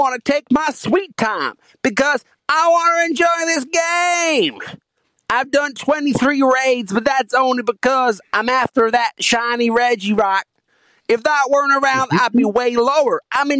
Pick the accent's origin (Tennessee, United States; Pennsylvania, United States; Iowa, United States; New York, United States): Tennessee, United States; Nashville; I'm from Nashville.